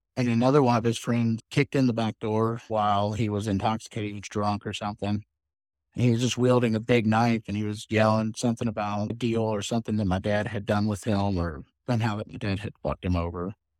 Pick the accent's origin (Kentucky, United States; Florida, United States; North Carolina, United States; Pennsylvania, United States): Kentucky, United States; Louisville; moved away; I grew up in Louisville, Kentucky, but I lived quite a few different places.